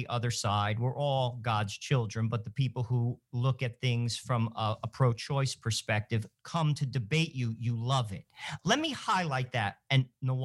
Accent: Rutherford, New Jersey, United States; I grew up in Rutherford, New Jersey, went to a private school, went to a Jesuit college

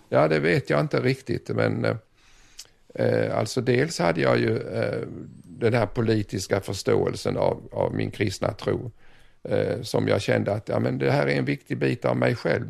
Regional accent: Sweden; also born or lived in Southeast Asia; hemma i Sverige

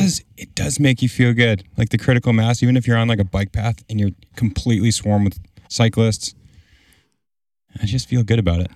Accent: New England, United States; close to my hometown. back here in New England

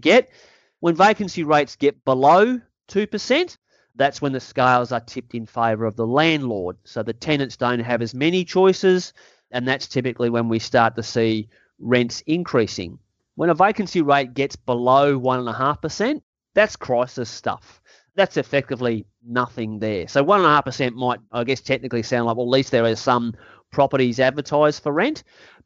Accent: Australia; I'm also an Australian, and I care more about my country

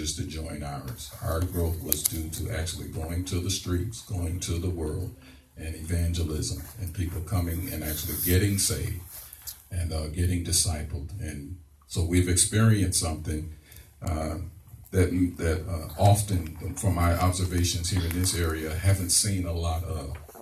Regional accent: St. Louis, Missouri, United States; moved away as an adult; also born or lived in Ferguson, Missouri; now in Harrisburg, United States; I'm originally from St. Louis, Missouri

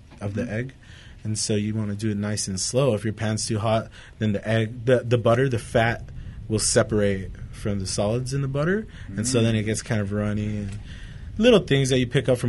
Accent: Santa Fe Springs, California, United States; now in Whittier, United States; I'm from Santa Fe Springs, so we used to hang out here in Uptown all the time.

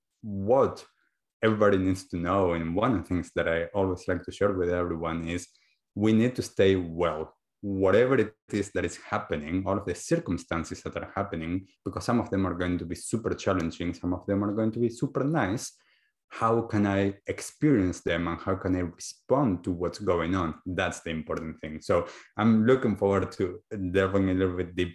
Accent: Argentina; moved away as an adult; now in New Zealand; I'm originally from Argentina and have been living now in New Zealand for the last 7 or a little bit more, closer to 8 years now.

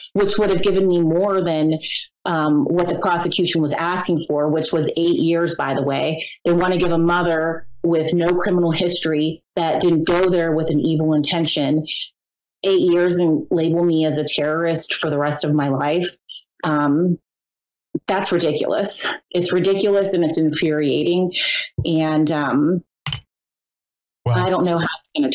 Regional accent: Pennsylvania, United States; I'm from Pennsylvania

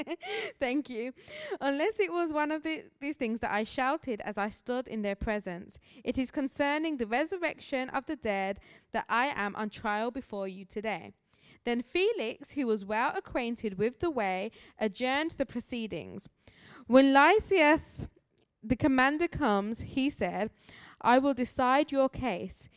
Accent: Birmingham, West Midlands, United Kingdom; moved away as an adult; now in Grand Rapids, United States; I do have an accent, as I'm a missionary here from Birmingham, England

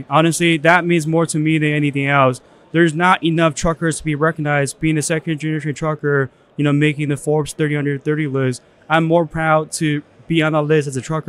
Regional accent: China; moved away; I was born in China.

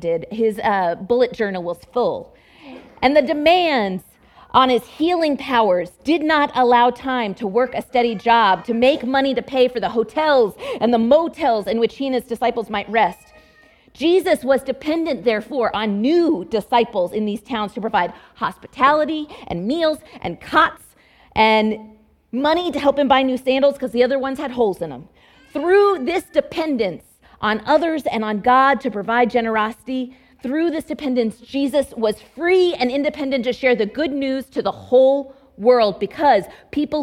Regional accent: Dallas Metroplex, Texas, United States; moved away; also born or lived in Fort Worth, Texas / Abilene, Texas; my home state of Texas

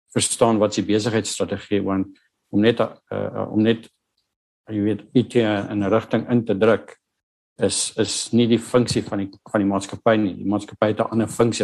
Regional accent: Northern Cape, South Africa; moved away; ek het groot geword op 'n plaas in die Noordwes Kaap in 'n klein dorpie Steensburg

